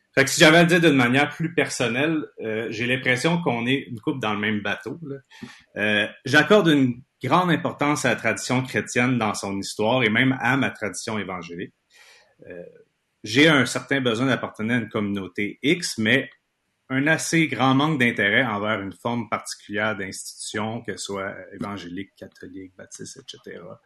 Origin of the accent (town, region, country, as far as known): Quebec, Canada; born or raised there